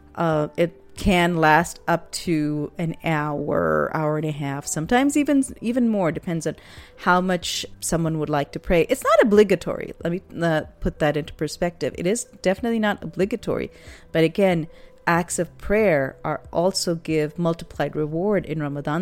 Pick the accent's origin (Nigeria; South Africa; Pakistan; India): Pakistan; moved away; When I was growing up in Pakistan